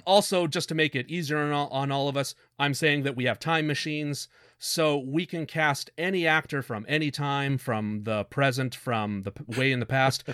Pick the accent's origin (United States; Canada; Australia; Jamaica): Canada; We're Canadian